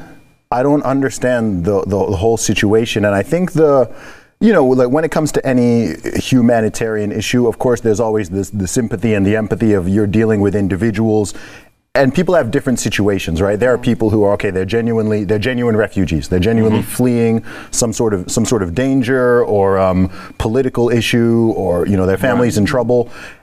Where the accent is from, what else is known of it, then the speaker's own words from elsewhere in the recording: Saudi Arabia; I grew up in Saudi Arabia.